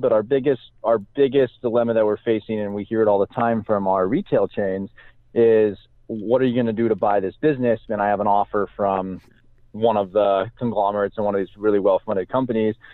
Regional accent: Salem, Oregon, United States; born or raised there

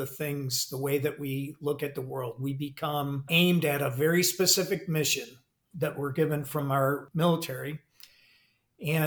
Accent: Michigan, United States; moved away as an adult; I'm originally from Michigan, went to Michigan State

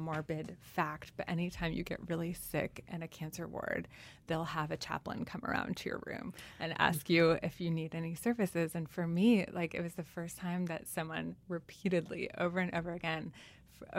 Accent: New York, United States; first language French; English is a second language; also born or lived in Switzerland / Tunisia; they ask me where I'm from, and I'll say New York

